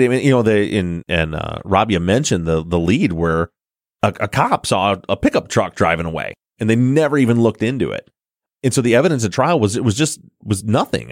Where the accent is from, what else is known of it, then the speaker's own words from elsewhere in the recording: Michigan, United States; we're from the Midwest in Michigan